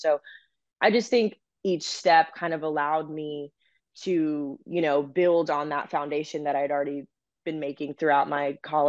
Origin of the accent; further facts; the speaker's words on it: Dallas, Texas, United States; also born or lived in Great Falls, Montana; I think being born and raised in Dallas, Texas, this is all I've known.